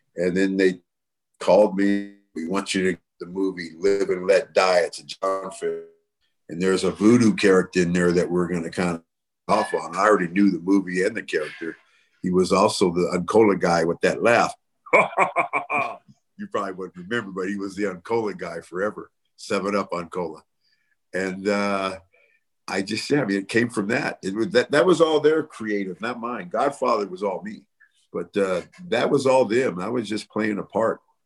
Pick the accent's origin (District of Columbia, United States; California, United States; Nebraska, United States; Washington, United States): California, United States; Bay Area; moved away; also born or lived in Las Vegas; I'm from the Bay Area